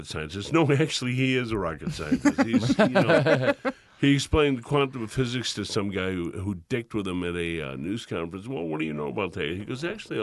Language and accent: English; Chicago, Illinois, United States; We're from Chicago